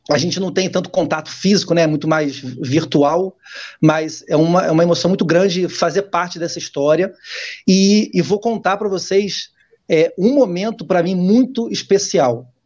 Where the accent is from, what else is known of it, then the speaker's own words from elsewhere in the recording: Guandu, Rio de Janeiro, Brazil; a gente foi criado juntos lá no Guandu